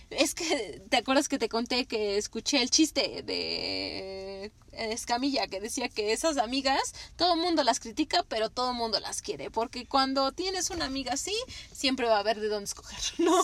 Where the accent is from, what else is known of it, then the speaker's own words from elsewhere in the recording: Mexico; como mexicanas